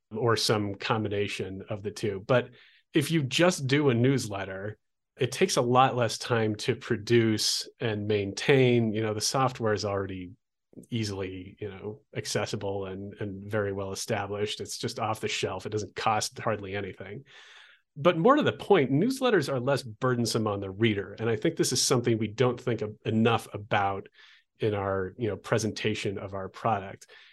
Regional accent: Olympia, Washington, United States; moved away as an adult; also born or lived in Oregon coast; now in Albuquerque, United States; a college radio station where I grew up in Olympia, Washington

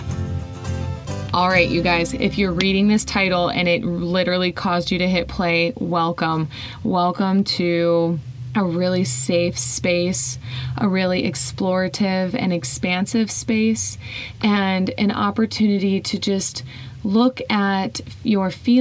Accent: Whiting, Indiana, United States; I was really comfortable in my hometown, Whiting, Indiana.

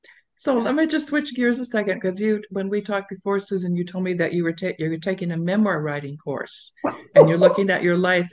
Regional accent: Minnesota, United States; I grew up in Minnesota

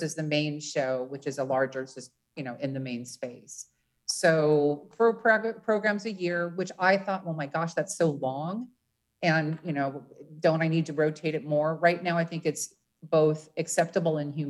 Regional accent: Los Angeles, California, United States; moved away as an adult; now in Seattle, United States; I'm from Los Angeles

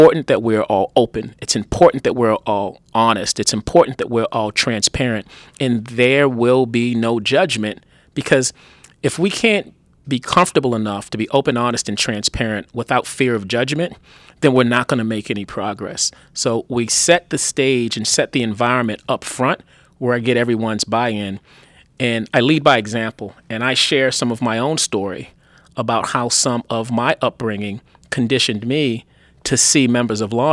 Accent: Baltimore, Maryland, United States; moved away as an adult; also born or lived in Los Angeles / New York / Washington, District of Columbia, United States / Boston; I grew up in Baltimore

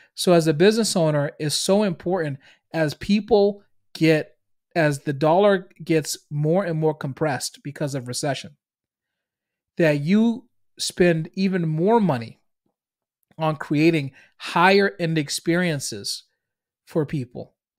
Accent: Boston, Massachusetts, United States; accent: Boston; I'm from Boston. If you can't hear it in my accent

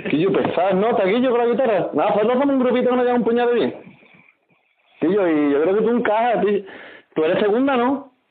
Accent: Arcos de la Frontera, Andalusia, Spain; nosotros que estamos haciendo una comparsita, un puñado de guapas, somos de, de, de Arco de la, de la Frontera.

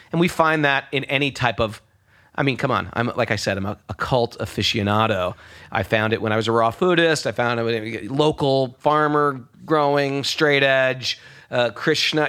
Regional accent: New York, United States; I'm a New Yorker

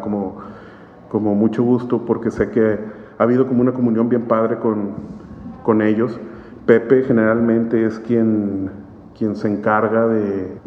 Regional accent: Monterrey, Nuevo León, Mexico; Yo nací en, en Monterrey, sí, nací aquí en Monterrey

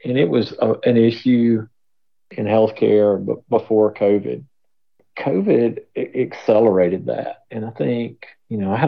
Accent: Tennessee, United States; I'm from Tennessee

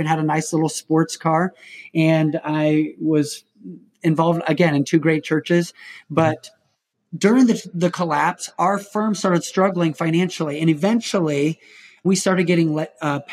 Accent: Indiana, United States; I'm from Indiana

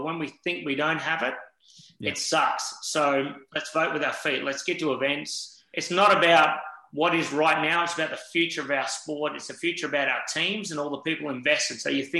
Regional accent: South Australia, Australia; Yes, I'm South Australian, and we all sit here as South Australians and very passionate

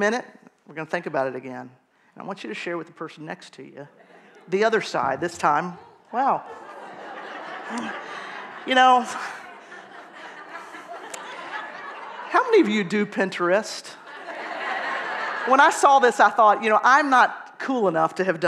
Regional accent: Atlanta, Georgia, United States; moved away as an adult; now in Bethlehem, United States; I am from Atlanta, Georgia, if you didn't recognize the accent

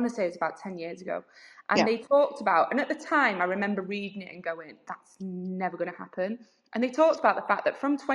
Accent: United Kingdom; as British people

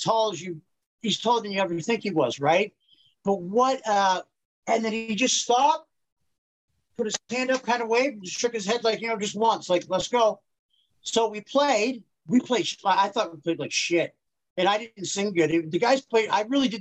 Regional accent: Petrolia, Ontario, Canada; I'm from Petroleum, Ontario. That's just outside of Sarnia, really. It's a population of 4,000

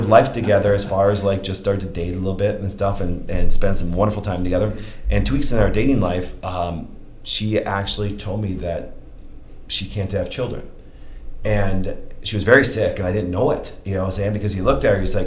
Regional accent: Kerwitz, Wisconsin, United States; I grew up in Kerwitz, Wisconsin, not far from here

